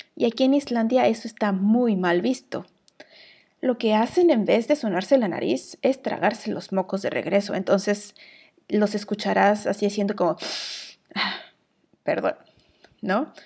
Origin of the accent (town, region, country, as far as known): Mexico; moved away as an adult; now in Iceland